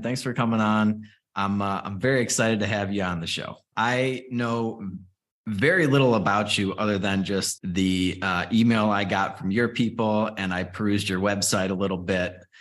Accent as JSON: {"language": "English", "town": "Chicago", "region": "Illinois", "country": "United States", "tie": "born or raised there", "said": "I grew up in Chicago or just outside of Chicago"}